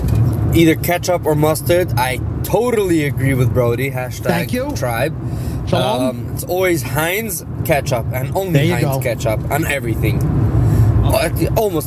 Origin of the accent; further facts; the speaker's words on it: New York City, New York, United States; moved away; … here, or …. I'm originally from Brooklyn.